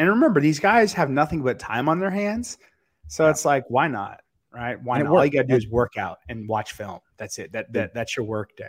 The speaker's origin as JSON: {"language": "English", "town": "Dallas", "region": "Texas", "country": "United States"}